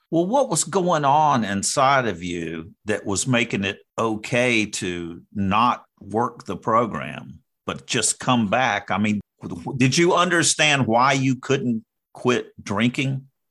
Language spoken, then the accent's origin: English; North Carolina, United States; I'm from North Carolina